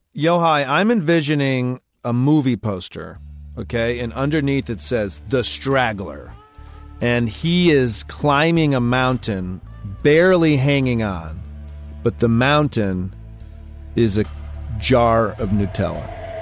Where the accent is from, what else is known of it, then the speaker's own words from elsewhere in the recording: Michigan, United States; Growing up in Michigan